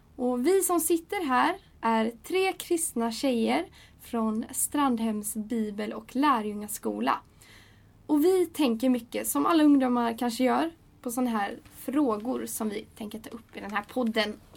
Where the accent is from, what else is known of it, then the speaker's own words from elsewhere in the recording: Gothenburg, Västra Götaland, Sweden; jag kommer från Göteborg och jag är 20 år